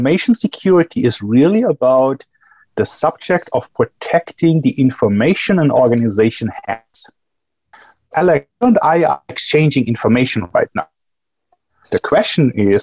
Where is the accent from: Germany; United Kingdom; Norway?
Germany; moved away as an adult; also born or lived in Johannesburg, South Africa; now in Chicago, United States; I'm from Germany